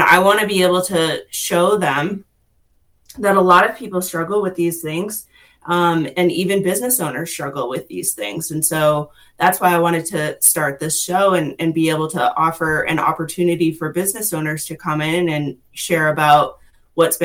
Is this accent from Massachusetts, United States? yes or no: yes; Massachusetts, United States; moved away as an adult; now in Western North Carolina, United States; I actually moved here to Western North Carolina about 6 years ago from Massachusetts. So I'm originally from the Northeast.